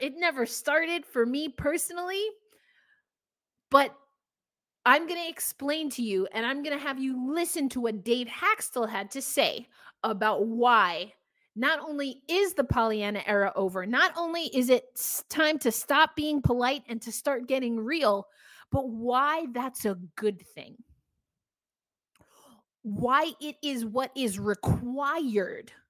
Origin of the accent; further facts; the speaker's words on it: New York, United States; I'm from New York